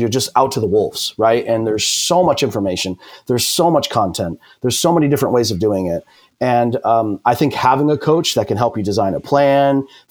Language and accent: English; New York, United States; moved away as an adult; now in California, United States; I'm a transplant from New York, lived and born and raised 25 years, and decided to come out west to beautiful sunny California